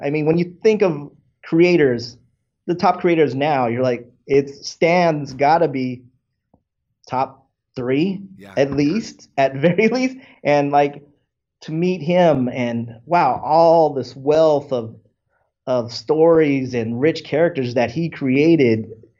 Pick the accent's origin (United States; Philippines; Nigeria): Philippines; maybe this guy's Filipino. I'm Filipino. I could do this.